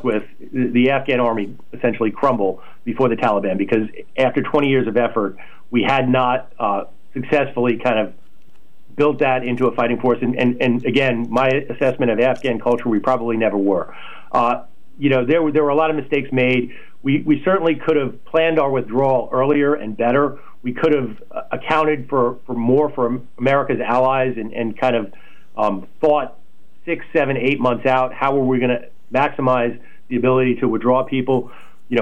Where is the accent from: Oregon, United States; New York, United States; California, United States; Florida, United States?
New York, United States; New York City; moved away as an adult; now in North Carolina, United States; a gaping micro war zone in my hometown